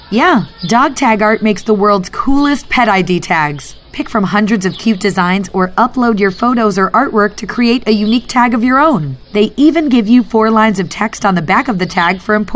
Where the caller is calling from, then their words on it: Monument, Colorado, United States; Monument, Colorado.